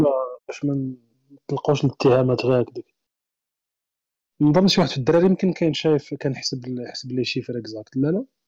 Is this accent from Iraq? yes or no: no; Morocco; حنا مثلاً كمغاربة